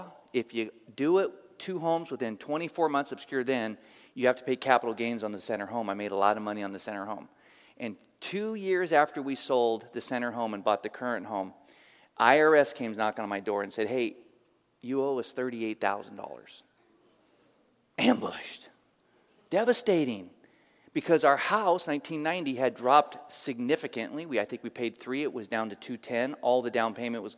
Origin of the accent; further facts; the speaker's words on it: Oakland, California, United States; I grew up in Oakland, East 31st Street, by Highland Hospital.